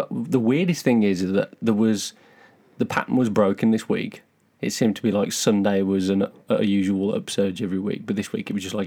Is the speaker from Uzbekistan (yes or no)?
no; United Kingdom